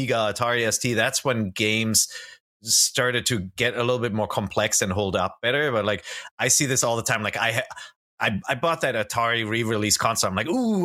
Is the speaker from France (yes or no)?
no; Germany; I'm from the land of gummy bears